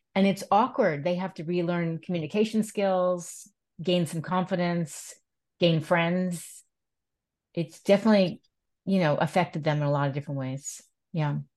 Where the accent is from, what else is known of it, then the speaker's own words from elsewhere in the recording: East Coast, United States; also born or lived in Manhattan, New York; I grew up on the East Coast, and I lived in Manhattan